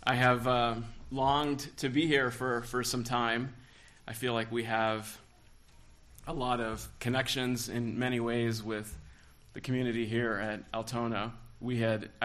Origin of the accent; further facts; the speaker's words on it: Los Angeles, California, United States; I was born and raised in Southern California in Los Angeles